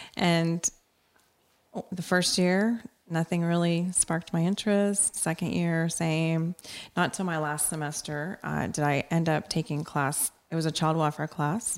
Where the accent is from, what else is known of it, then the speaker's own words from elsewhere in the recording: Corpus Christi, Texas, United States; I grew up in Corpus Christi, Texas, and my parents were teachers